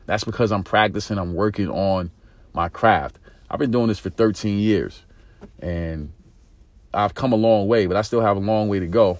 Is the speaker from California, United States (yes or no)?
no; New York City, New York, United States; being from inner city America, growing up in East New York, Brooklyn